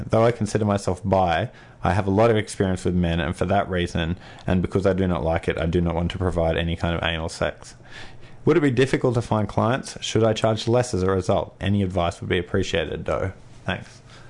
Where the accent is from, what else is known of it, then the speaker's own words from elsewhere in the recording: England, United Kingdom; So, yeah, England. I'm from England, but, you know, I figured it was called Anglia originally